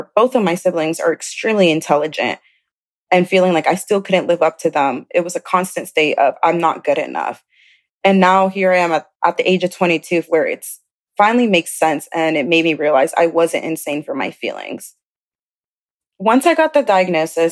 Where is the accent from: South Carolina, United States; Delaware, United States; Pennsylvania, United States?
South Carolina, United States; also born or lived in Chicago, Illinois; I was born in Chicago, Illinois, but I grew up in South Carolina.